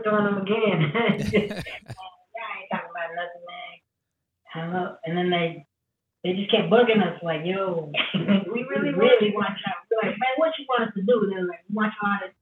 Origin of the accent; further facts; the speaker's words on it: Oklahoma City, Oklahoma, United States; we grew up in Oklahoma City, in the urban areas